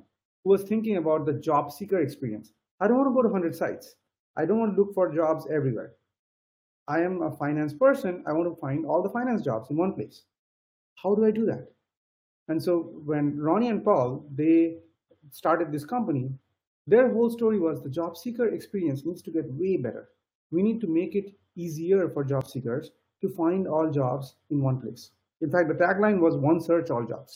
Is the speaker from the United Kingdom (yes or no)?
no; India; moved away; I come from India